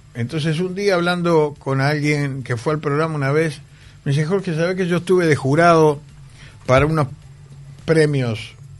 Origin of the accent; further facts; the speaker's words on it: Montevideo, Uruguay; en donde yo me crié allá en Capurro